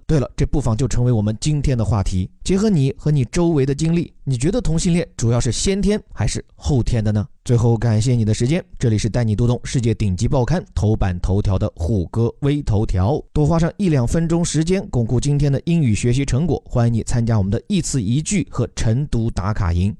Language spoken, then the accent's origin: Chinese; China